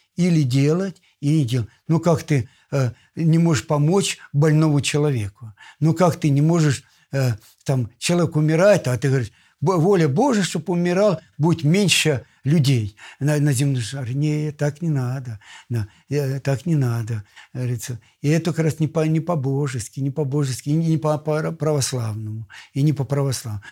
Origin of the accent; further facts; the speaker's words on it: Russia; Я сам из Помору.